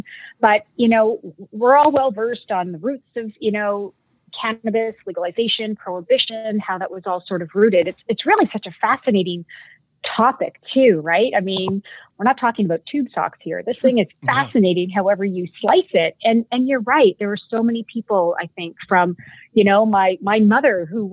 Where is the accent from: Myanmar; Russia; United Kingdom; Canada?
Canada; accent: Canadian; moved away as an adult; now in California, United States; you'll hear my Canadian when I say about